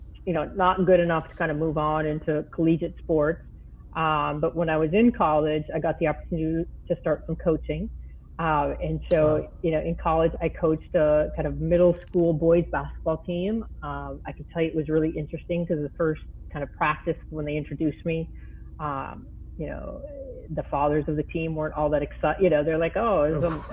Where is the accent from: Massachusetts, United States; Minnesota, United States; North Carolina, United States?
Minnesota, United States; I come from Minnesota.